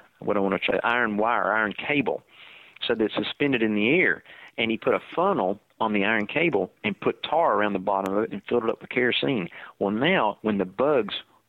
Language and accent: English; Florida, United States; accent: natural Florida accent; my accent is what Ed would have probably heard when he first landed in Florida, because it's a native, this is our natural Florida accent.